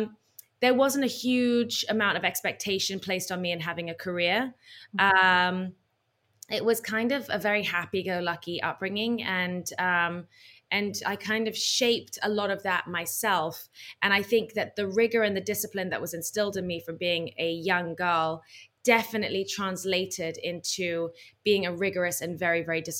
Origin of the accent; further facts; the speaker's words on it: Bahrain; even though I was growing up in Bahrain, I spent every summer and winter in the UK